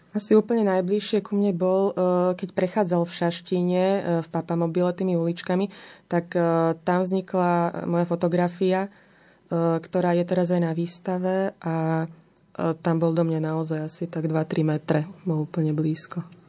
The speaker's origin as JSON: {"language": "Slovak", "country": "Slovakia", "said": "u nás doma na Slovensku"}